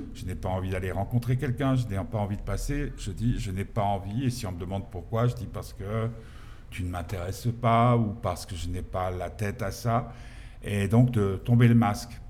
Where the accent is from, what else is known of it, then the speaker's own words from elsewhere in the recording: Geneva, Switzerland; Nous, on est genevois.